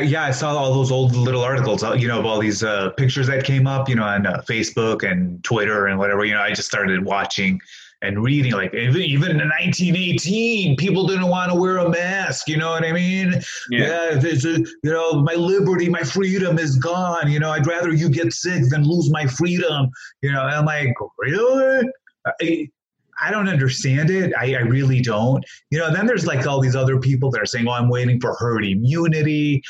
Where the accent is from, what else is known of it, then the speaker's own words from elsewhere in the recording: Hammond, Indiana, United States; I was born here. I was born in Hammond, Indiana. I am a Hoosier, you know, believe it or not. I was born in St. Margaret's Hospital over there.